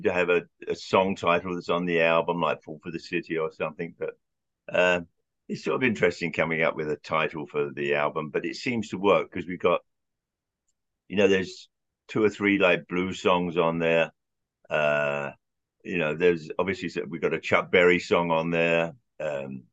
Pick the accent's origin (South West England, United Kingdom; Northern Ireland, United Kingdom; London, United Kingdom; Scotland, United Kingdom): London, United Kingdom; moved away as an adult; now in United States; When I was growing up in Southwest London